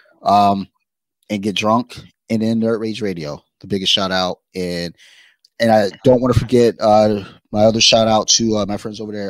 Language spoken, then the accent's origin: English; Detroit, Michigan, United States; I'm from Detroit.